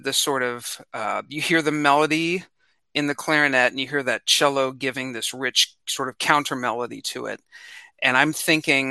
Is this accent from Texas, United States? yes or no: no; Independence, Missouri, United States; I grew up in Independence, Missouri, and it's a suburb of Kansas City.